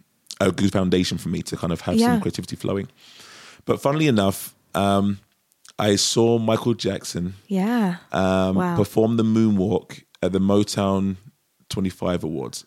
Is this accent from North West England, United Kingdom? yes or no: no; London, United Kingdom; moved away as an adult; I'm from Europe. Yeah, I was born in England.